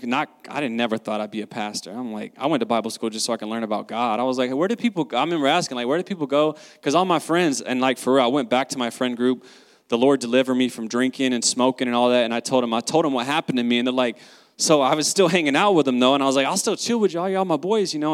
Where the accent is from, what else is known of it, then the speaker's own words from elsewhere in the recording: the South, United States; I grew up in the South